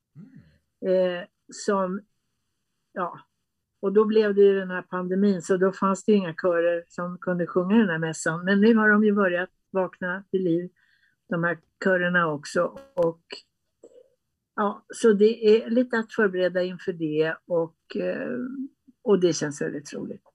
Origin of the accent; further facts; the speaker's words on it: Västerås, Västmanland, Sweden; jag är född i Västerås mm. och eh, eh, jag bodde där med mina föräldrar i en enrummare